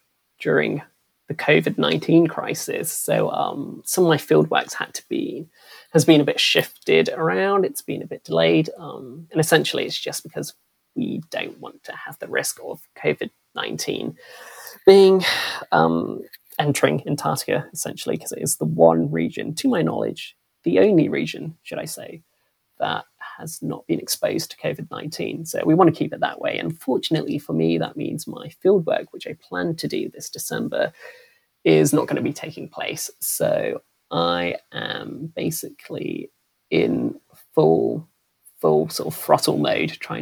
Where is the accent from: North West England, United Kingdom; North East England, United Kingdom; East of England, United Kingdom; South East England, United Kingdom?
South East England, United Kingdom; Reading; growing up in Reading, I had a very sort of diverse cohort of friends from all over the world